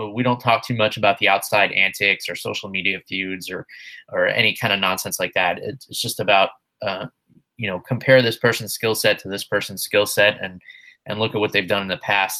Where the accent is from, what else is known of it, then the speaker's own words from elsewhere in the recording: New York, United States; the very disappointing state of New York, which I'm ashamed to call my home state